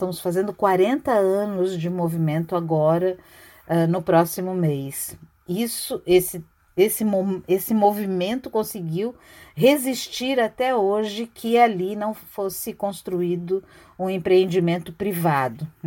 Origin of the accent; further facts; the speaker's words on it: Santos, São Paulo, Brazil; moved away as an adult; now in Florianópolis, Brazil; Eu vim de Santos para fazer faculdade de arquitetura aqui na UFSC no início da década de 80